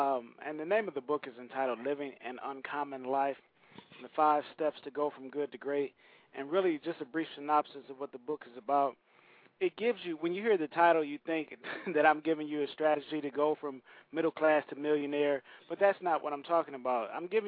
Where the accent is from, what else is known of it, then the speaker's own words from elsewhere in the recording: Saginaw, Michigan, United States; Saginaw, Michigan. It's my hometown.